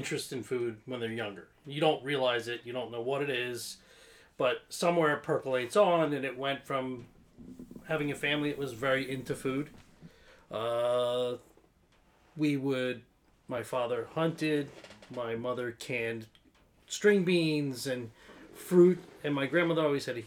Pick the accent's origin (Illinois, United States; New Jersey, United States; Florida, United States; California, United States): New Jersey, United States; Egg Harbor City; I grew up in a town halfway between Atlantic City and Philadelphia.